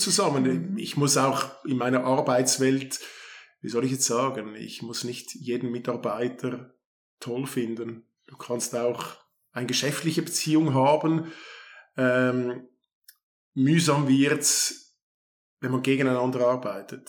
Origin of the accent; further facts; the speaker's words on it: Kloten, Zurich, Switzerland; Ich bin in Kloten aufgewachsen